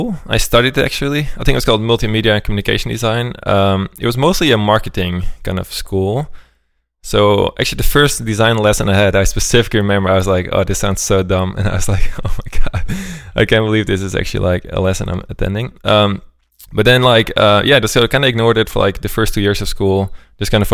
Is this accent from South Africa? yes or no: no; Amsterdam, North Holland, Netherlands; moved away as an adult; also born or lived in Sweden / Berlin; I'm originally from Amsterdam.